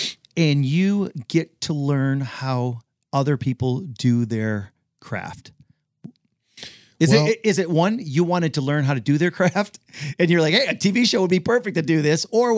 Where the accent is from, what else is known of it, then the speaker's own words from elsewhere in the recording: Detroit, Michigan, United States; You know, and we're both from Detroit, you know what I mean?